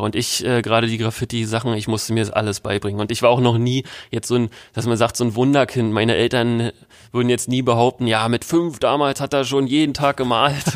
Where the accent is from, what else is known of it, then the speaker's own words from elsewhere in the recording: Berlin, Germany; in Berlin wenn man in den 90ern groß geworden ist wie ich